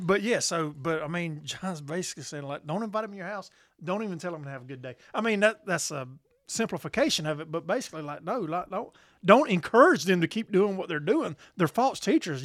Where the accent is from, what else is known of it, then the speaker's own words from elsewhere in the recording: the South, United States; we're from the South